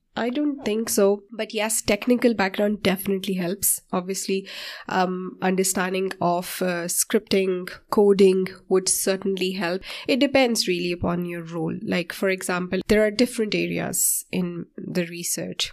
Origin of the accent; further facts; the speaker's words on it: Pakistan; moved away as an adult; now in Ireland; I'm from Pakistan and I came to Ireland approximately sixteen years ago.